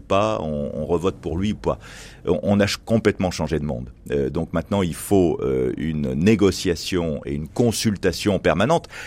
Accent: Tarentaise valley, Auvergne-Rhône-Alpes, France; je suis né dans ma vallée de Tarentaise

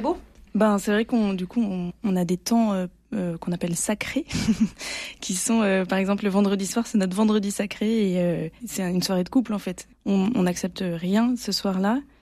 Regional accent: Provence-Alpes-Côte d'Azur, France; now in Marseille, France

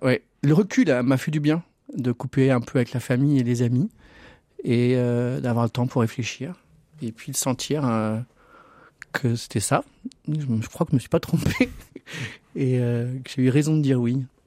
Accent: Vienne, Auvergne-Rhône-Alpes, France; now in Lyon, France; quand j'étais jeune à Vienne

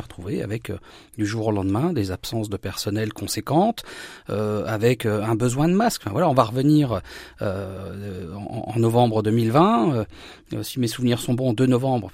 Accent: Saint-Hilaire-au-Temple, Grand Est, France; mon village natal, Saint-Hilaire-au-Temple

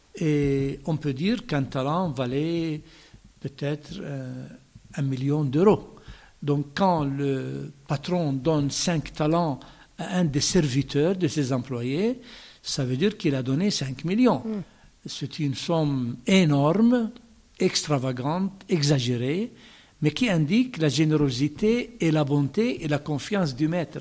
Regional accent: Bethlehem, West Bank, Palestine; French is a second language; moved away as an adult; also born or lived in Jordan / Rome / Jerusalem; je suis né à Bethléem, plus exactement dans le village du champ des pasteurs de l'Évangile

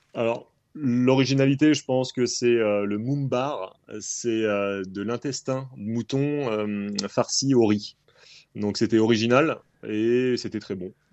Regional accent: France; quand on est français

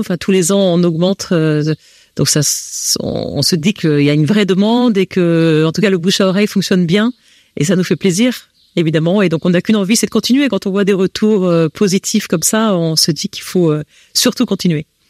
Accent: France; accent: French; moved away as an adult; now in Belgium; j'ai un accent français

